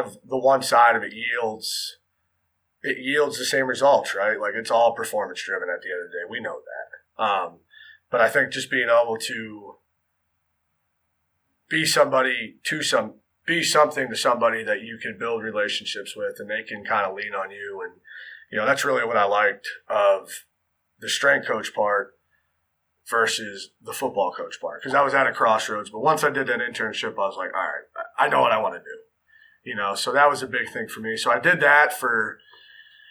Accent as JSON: {"language": "English", "area": "near Allentown", "region": "Northeast Pennsylvania", "country": "United States", "tie": "born or raised there", "moved": "as an adult", "lives_now": "Durham, North Carolina, United States", "said": "I grew up in Northeast PA, about 20 minutes from Allentown, Pennsylvania. Small coal region town."}